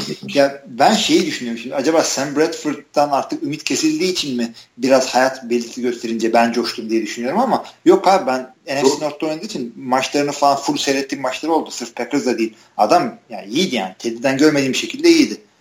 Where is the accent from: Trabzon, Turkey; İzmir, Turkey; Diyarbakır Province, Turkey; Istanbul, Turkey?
Istanbul, Turkey; now in Ankara, Turkey; İstanbulluyum. Yani İstanbul'da doğdum büyüdüm.